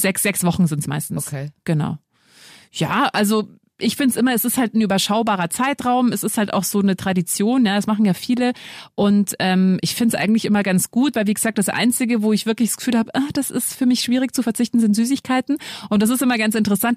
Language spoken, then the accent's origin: German; Lower Bavaria, Germany; Ich bin auch in Niederbayern groß geworden